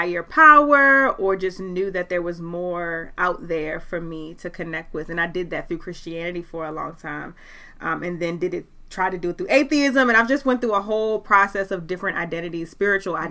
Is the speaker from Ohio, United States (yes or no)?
no; Baltimore, Maryland, United States; I'm from Baltimore, Maryland, born mm-hmm. and raised